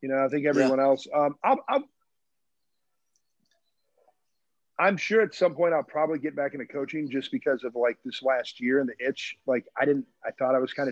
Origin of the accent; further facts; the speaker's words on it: Michigan, United States; now in Chicago, United States; I'm from Michigan